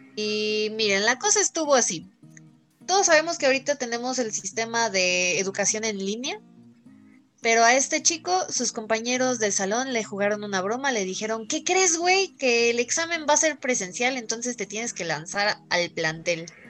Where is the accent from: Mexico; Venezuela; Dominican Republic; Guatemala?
Mexico; Mexico City; now in State of Mexico, Mexico; yo como buena chilanga traigo casi puras leyendas de la CDMX, porque sí, eh, no sé si esto ya lo sabían. Yo nací en, en la CDMX